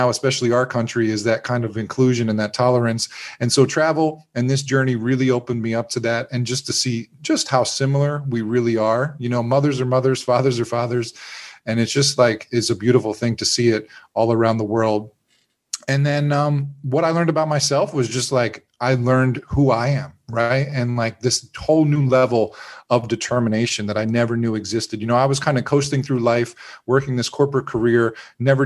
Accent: Pennsylvania, United States; now in Florida, United States; I grew up in Pennsylvania and living in Florida

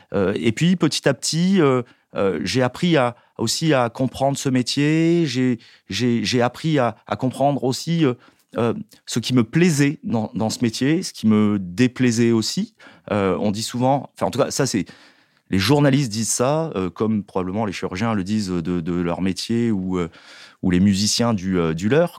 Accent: Marseille, Provence-Alpes-Côte d'Azur, France; je suis né à Marseille

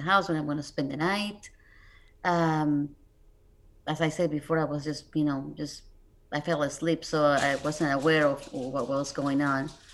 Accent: Mexico City, Mexico; moved away; I'm originally from Mexico City, so I didn't grow up here

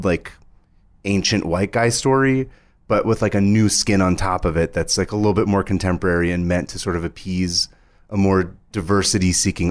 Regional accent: United States; we grew up in the States.

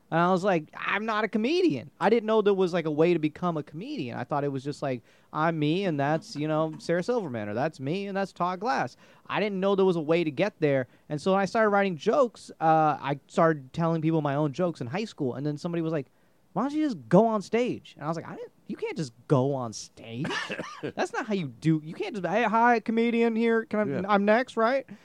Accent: India; I'm Indian, so you know

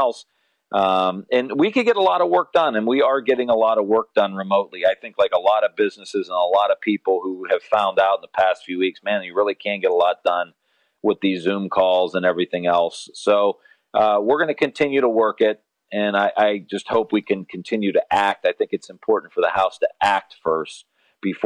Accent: Northeast Ohio, United States; I'm from Northeast Ohio. We grow up. We have a sports culture

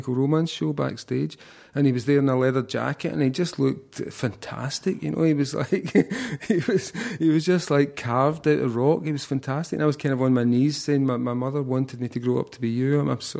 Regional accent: Scotland, United Kingdom; And I just thought my work has barely ever been recognized in my home country.

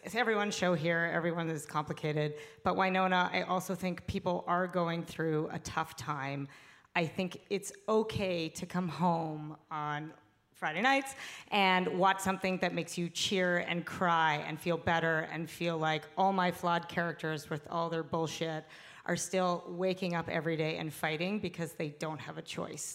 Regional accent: Canada; I am Canadian

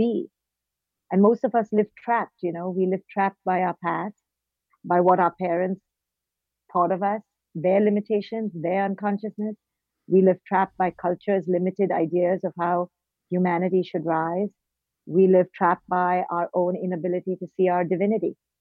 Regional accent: India; moved away; also born or lived in Mumbai / Bangalore / Delhi; I was born in India and raised in India.

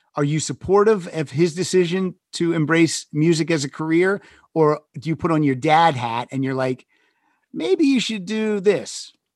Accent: State College, Pennsylvania, United States; I grew up in Western Pennsylvania, right outside State College, PA

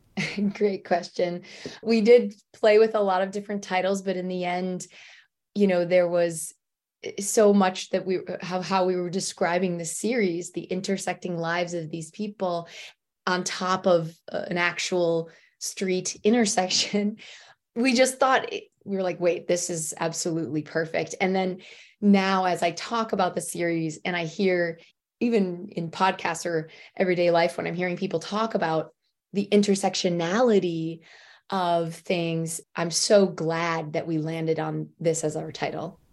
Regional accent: Michigan, United States; moved away as an adult; also born or lived in Detroit / New York City / Los Angeles; I'm from Michigan, and I went to school in Detroit, and basically became an adult i, in Detroit

